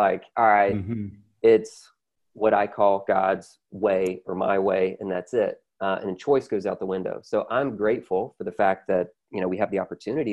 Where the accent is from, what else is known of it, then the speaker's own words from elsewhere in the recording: the South, United States; I'm from the South, so I'm very grateful for my, you know, conservative upbringing